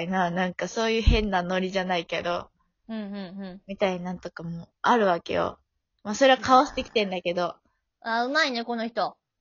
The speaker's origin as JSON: {"language": "Japanese", "region": "Osaka", "country": "Japan", "tie": "born or raised there", "accent": "Kansai dialect", "moved": "yes", "said": "どこ出身って言われて、で、大阪なんですよ"}